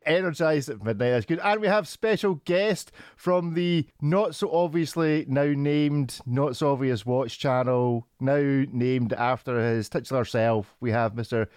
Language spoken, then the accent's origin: English; Scotland, United Kingdom; I'm Scottish